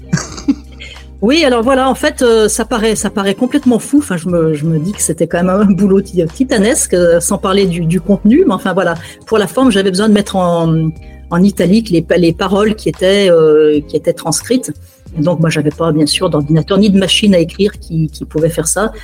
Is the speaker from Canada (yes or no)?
no; France; moved away as an adult; also born or lived in Ankara; la première fois que je suis sorti de France, c'était quand j'avais 15 ans pour un voyage de classe